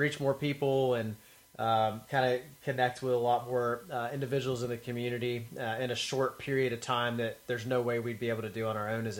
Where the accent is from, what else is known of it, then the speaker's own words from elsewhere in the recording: the South, United States; I have people tell me that they don't hear, that they don't even know I'm from the South sometimes when I'm talking because they can't even hear it come out.